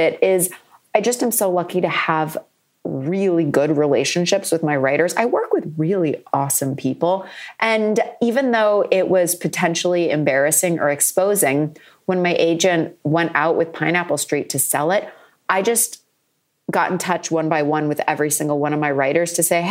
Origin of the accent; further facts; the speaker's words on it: Ipswich, Massachusetts, United States; in Massachusetts, in my hometown of Ipswich, which is a beach town with a castle.